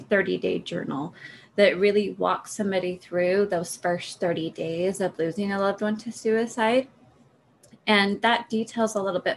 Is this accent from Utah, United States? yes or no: yes; Utah, United States; moved away as an adult; also born or lived in Oregon / Colorado; I'm from Utah. I was born and raised here.